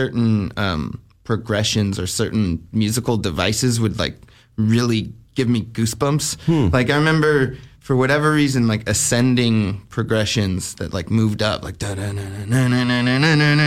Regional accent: Albuquerque, New Mexico, United States; I grew up in Albuquerque, New Mexico

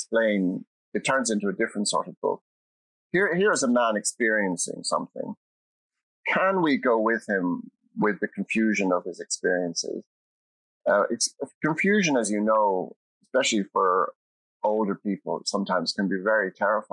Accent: Ireland; as an Irish citizen

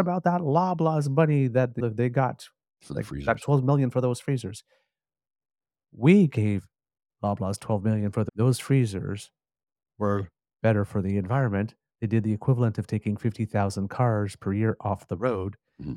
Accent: Ontario, Canada; I'm from Ontario

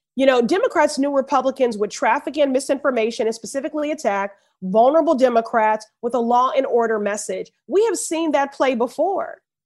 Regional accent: Chicago, Illinois, United States; moved away as an adult; also born or lived in Ohio; now in Boston, United States; growing up in Chicago

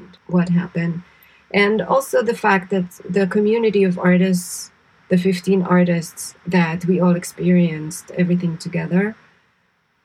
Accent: Israel; moved away as an adult; also born or lived in New York; I grew up in Israel, so I grew up experiencing all kinds of shocking events and scary events

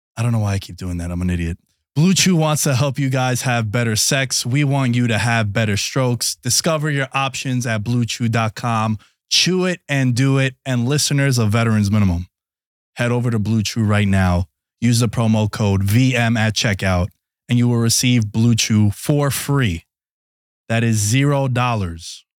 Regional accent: New York City, New York, United States; I grew up in New York City

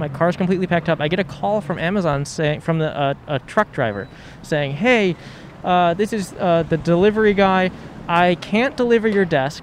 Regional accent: Ohio, United States; now in Los Angeles, United States; I'm from Ohio.

